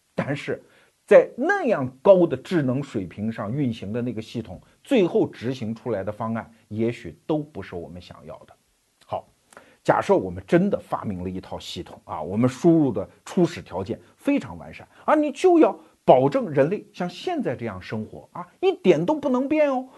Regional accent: China; 你比如说我们中国人，你既可以认为啊，我们中国人一代一代在传承中国文化

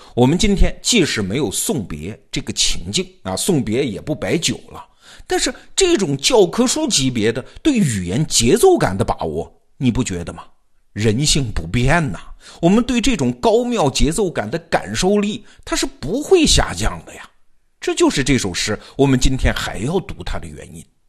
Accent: southern China, China; 我们这些南方同学看见了就笑话他们

